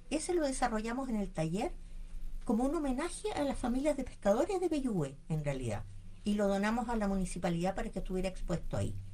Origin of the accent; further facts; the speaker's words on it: Santiago, Santiago Metropolitan Region, Chile; moved away; yo vengo de Santiago y quedé tan maravillada con el medio ambiente de acá